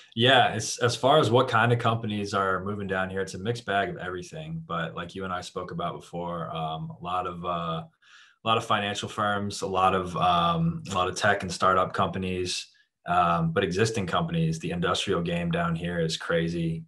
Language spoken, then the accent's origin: English; Jacksonville, Florida, United States; moved away as an adult; also born or lived in Atlanta, Georgia; now in South Florida, United States; I grew up in the Jacksonville area, North Florida